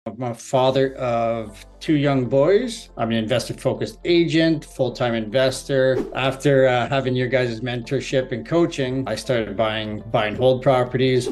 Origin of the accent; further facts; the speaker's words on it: Barrie, Ontario, Canada; I'm from Barrie, Ontario. I've lived here for approximately 29 years now